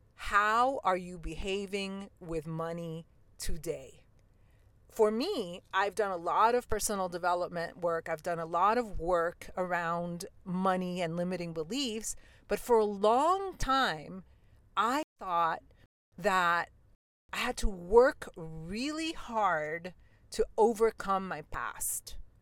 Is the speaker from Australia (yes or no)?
no; New York City, New York, United States; I grew up in New York City in Queens